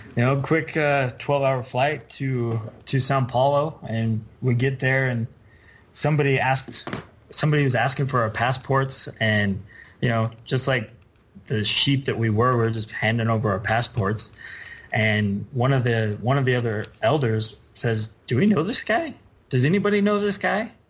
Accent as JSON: {"language": "English", "town": "Midway", "region": "Utah", "country": "United States", "tie": "born or raised there", "said": "So I grew up in Midway"}